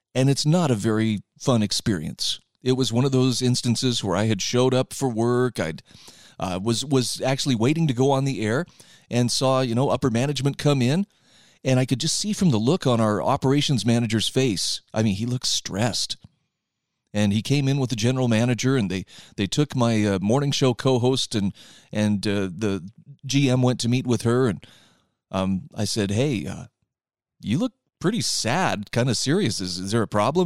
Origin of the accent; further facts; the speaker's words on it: Utah, United States; my home state of Utah